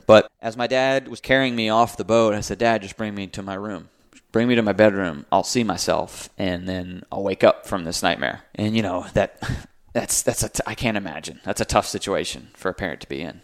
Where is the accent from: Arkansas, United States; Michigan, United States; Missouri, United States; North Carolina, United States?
North Carolina, United States; Raleigh; born and raised in Raleigh